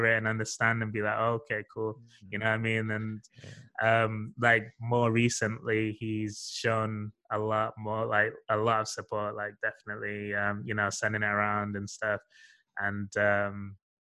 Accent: Sheffield, Yorkshire and the Humber, United Kingdom; moved away as an adult; I'm from Sheffield originally.

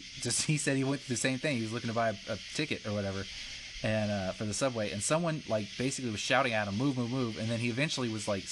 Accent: Katy, Texas, United States; now in Alabama, United States; It was much worse growing up in Katy, Texas, the racism there.

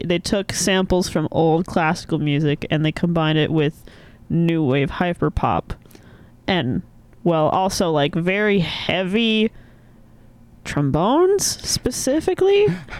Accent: New Mexico, United States; I'm from New Mexico.

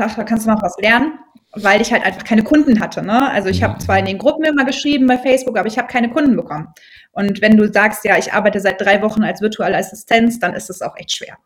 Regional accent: Brühl, North Rhine-Westphalia, Germany; Ich komme aus dem Rheinland, ähm, genau genommen aus Brühl, das kennen manche vielleicht vom Phantasialand

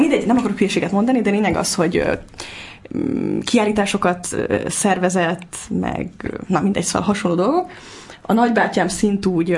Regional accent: Budapest, Hungary; Én Óbudán születtem, Óbudán éltem, és borzalmasan fontos számomra ez a hely, az apámmal kapcsolatban is, meg a gyerekkorommal kapcsolatban is

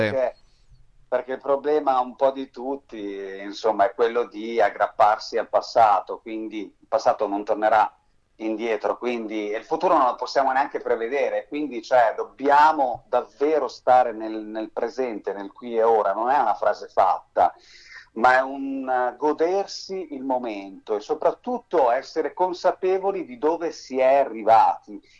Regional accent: Bern, Switzerland; born there; Sì, diciamo che sono nato a Berna in Svizzera interna, mia mamma è spagnola di Madrid, mio papà è del sud Italia, è lucano, sono cresciuto sempre tra frontiera

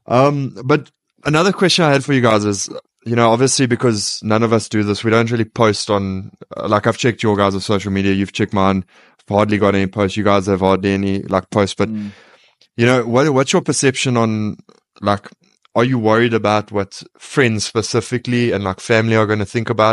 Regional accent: South Africa; we are from South Africa

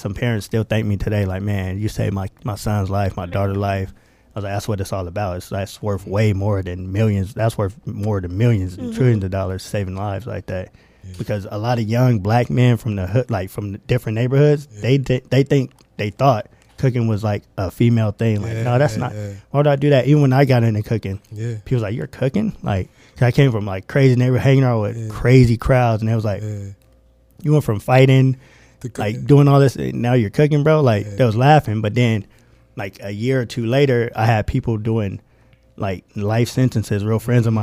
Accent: Moreno Valley, California, United States; I'm from Moreno Valley, California

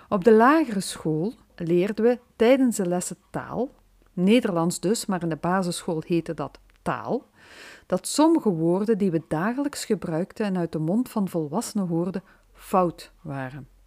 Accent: Limburg, Belgium; Dat was even een verrassing voor mij als Limburgse.

